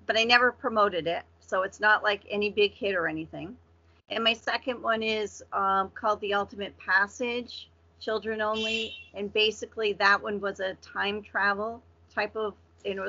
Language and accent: English; Vermont, United States; moved away as an adult; now in Massachusetts, United States; I grew up in Vermont, which is a really teeny New England state.